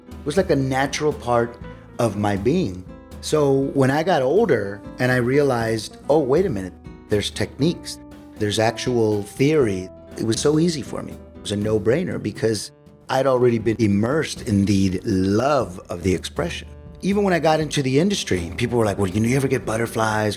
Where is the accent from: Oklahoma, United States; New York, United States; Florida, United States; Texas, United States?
Texas, United States; San Antonio; my hometown of San Antonio, Texas